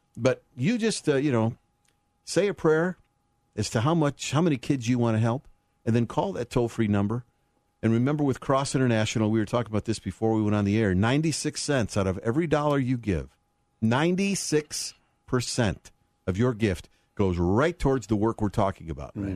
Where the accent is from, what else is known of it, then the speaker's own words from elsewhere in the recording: Chicago, Illinois, United States; moved away; my hometown, so it's always good to come back to Chicago